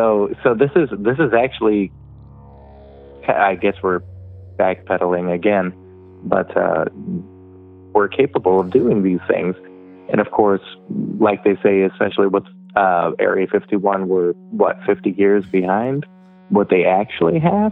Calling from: Indiana, United States

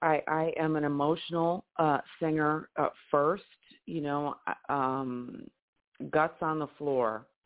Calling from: Detroit, Michigan, United States; So I'm calling from Detroit.

